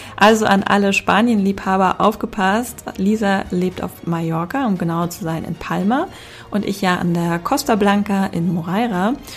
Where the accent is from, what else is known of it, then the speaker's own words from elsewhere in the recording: Hamburg, Germany; moved away as an adult; now in Spain; ich komme ja aus Hamburg, also ich, äh, meine Familie wohnt hier noch in Hamburg